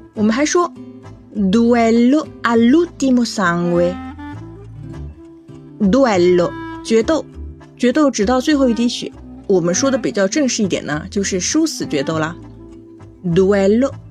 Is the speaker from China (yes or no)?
yes; China; 我是中国人呀。 虽然学意大利语很久